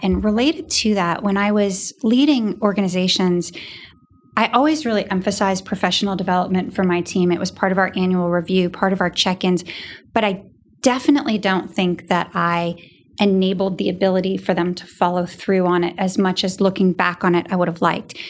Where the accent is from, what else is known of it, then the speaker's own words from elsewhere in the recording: New Hampshire, United States; a little girl growing up in New Hampshire